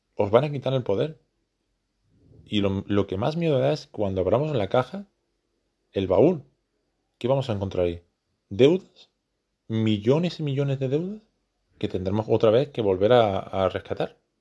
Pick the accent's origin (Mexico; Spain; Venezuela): Spain; soy español